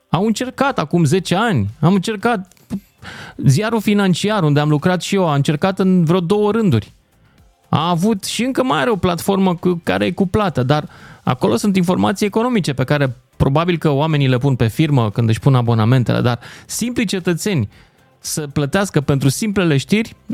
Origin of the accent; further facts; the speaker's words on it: Iași, Iași County, Romania; eu sunt din Iași.